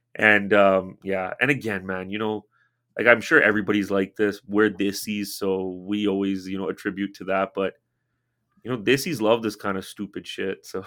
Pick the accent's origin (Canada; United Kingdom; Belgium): Canada; I'm born in Canada